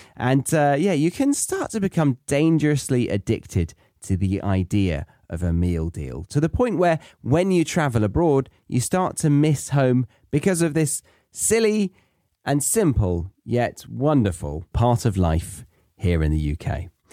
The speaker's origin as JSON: {"language": "English", "country": "United Kingdom", "tie": "born or raised there", "also_born_or_lived": "Australia", "moved": "as an adult", "said": "I'm British, and so I was brought up to like the foods around me"}